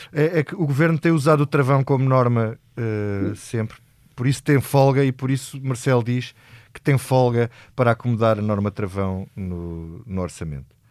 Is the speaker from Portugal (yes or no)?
yes; Alentejo, Portugal; também sou lentejano, mas não sou de Castro Verde